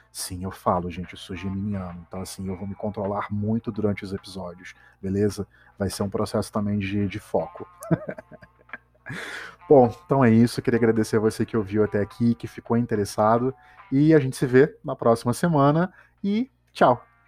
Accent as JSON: {"language": "Portuguese", "town": "Petrópolis", "region": "Rio de Janeiro", "country": "Brazil", "moved": "yes", "lives_now": "Rio de Janeiro, Brazil", "said": "Eu sou de Petrópolis, uma cidadezinha do interior"}